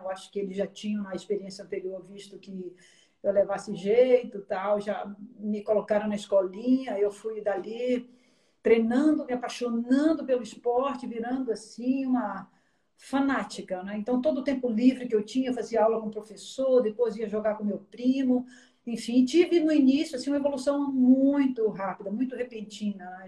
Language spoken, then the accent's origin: Portuguese; Bahia, Brazil; eu morava em frente à praia, sou baiana